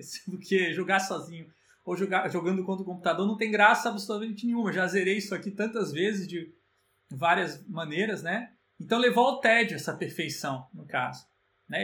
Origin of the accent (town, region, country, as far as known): Brazil